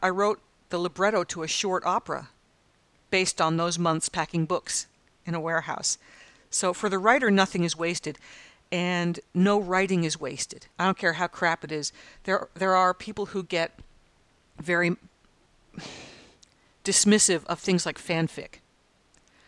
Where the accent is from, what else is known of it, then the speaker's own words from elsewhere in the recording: United States; moved away as an adult; now in Australia; as an American